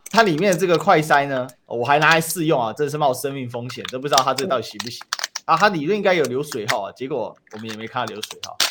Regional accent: Kaohsiung, Taiwan; 我都是高雄人啊

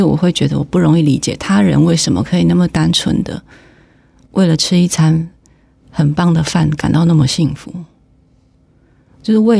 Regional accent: Taiwan; now in Taipei, Taiwan; 我台湾人啊，这台湾人我可以讲。

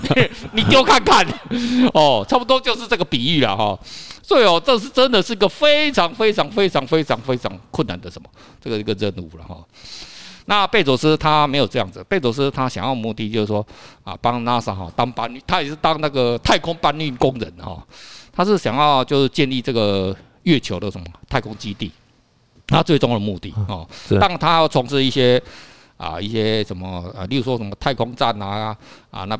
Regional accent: Taiwan; 你看，这个对我们台湾人来讲，哦，好像他妈的，好像是很很遥远

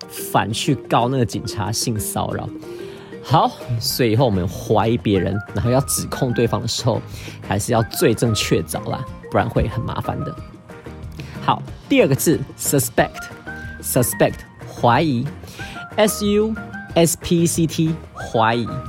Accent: Taiwan; 我是台湾来的

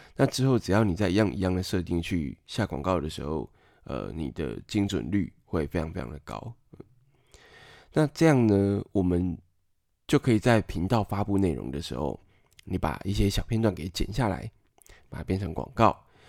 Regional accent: Taiwan; 我们台湾人总是需要范例来辅助我们理解

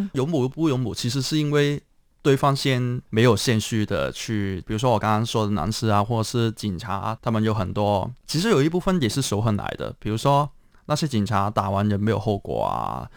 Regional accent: Hong Kong; 我是在香港的乌圈出生

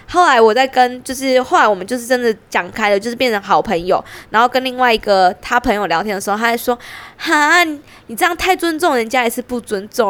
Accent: Pingtung County, Taiwan; 因为我屏东人嘛

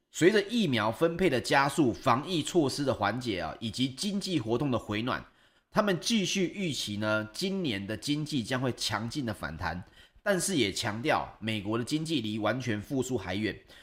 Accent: Taiwan; 就像我们台湾人

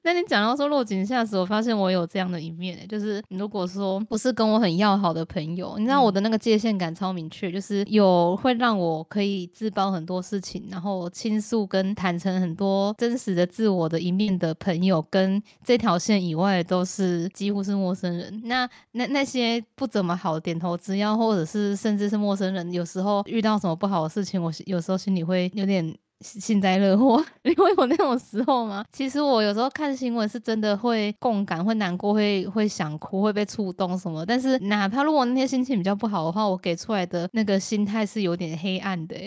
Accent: Keelung, Taiwan; 你在侮辱我的故乡

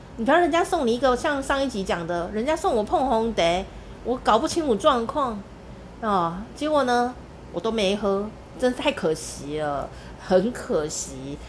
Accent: Taichung, Taiwan; 我家乡台中市，有一个地方也叫龙井

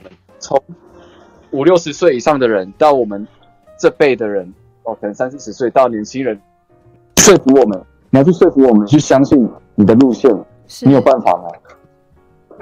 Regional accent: Tainan, Taiwan; moved away as an adult; now in Taipei, Taiwan; 我现在在台北市，我是台南人

